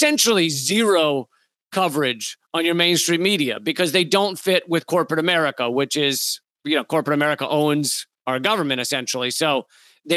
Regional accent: United States; because I'm American

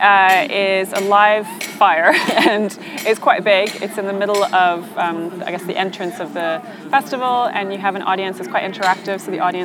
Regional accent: Norway; I grew up in Norway

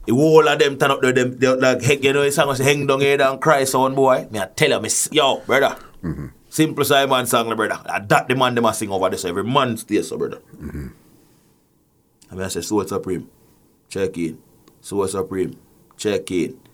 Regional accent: Jamaica; now in Canada; I come from Jamaica where playing sound is a nine to five

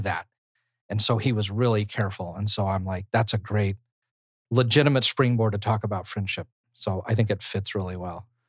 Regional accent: United States

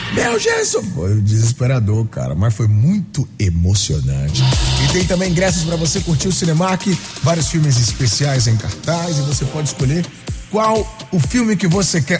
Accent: Northeast Region, Brazil; ser nordestino

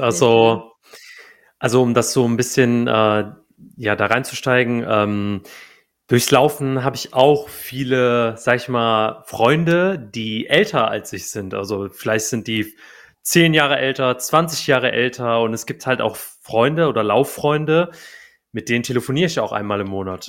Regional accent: Cologne, North Rhine-Westphalia, Germany; moved away as an adult; ich bin wieder in meine alte Heimat gezogen, nach, also nach Köln.

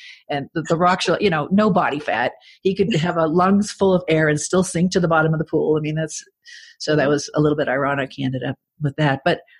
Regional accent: Braintree, Massachusetts, United States; accent: Boston; moved away as an adult; my hometown, Braintree, Massachusetts.

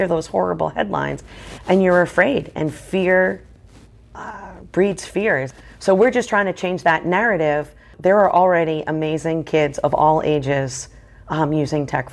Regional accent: Boston, Massachusetts, United States; I'm from Boston, so I love the Red Sox

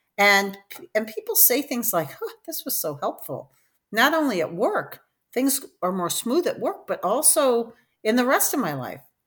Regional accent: Detroit, Michigan, United States; moved away as an adult; also born or lived in New Haven, Connecticut; I'm from Detroit, Michigan

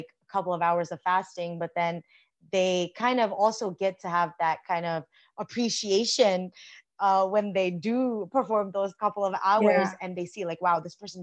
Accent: United States; born or raised there

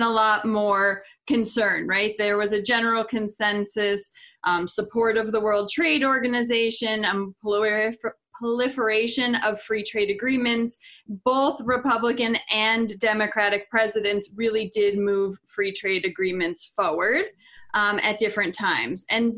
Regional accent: Florida, United States; I grew up in Florida on the beach, wanted to be a veterinarian, wildlife veterinarian.

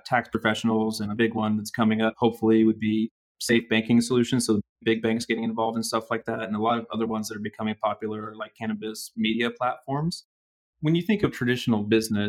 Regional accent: Oklahoma, United States; I'm getting to work with clients mostly in my home state

